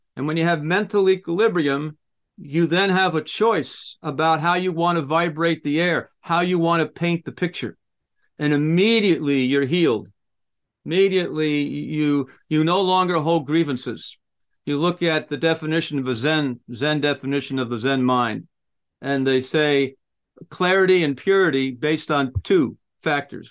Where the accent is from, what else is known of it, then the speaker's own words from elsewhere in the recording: United States; I'm I'm an American